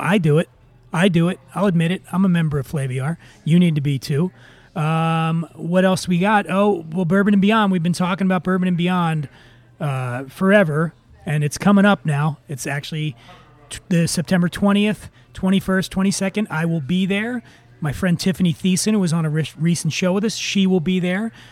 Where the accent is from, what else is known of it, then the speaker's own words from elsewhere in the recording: Philadelphia, Pennsylvania, United States; moved away; downtown Philadelphia, around 17th and Sansom. It's my hometown